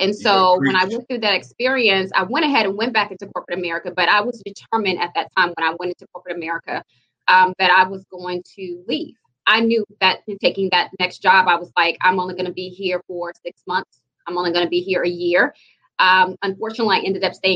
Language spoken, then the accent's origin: English; Jackson, Mississippi, United States; I grew up in Jackson, over in the Queens, off Flag Chapel on Northside Drive